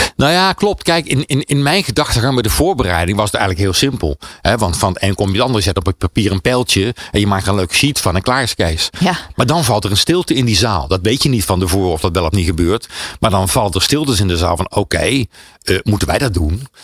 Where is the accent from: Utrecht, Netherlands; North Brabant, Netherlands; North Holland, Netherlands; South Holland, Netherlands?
North Brabant, Netherlands; dat begon in Brabant, waar ik vandaan kwam